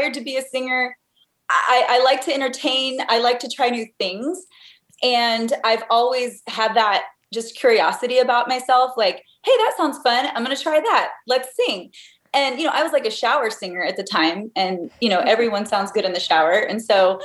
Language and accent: English; Texas, United States; moved away as an adult; also born or lived in California; now in Indiana, United States; I'm a Texas girl. I grew up in Texas, lived there till I was about 20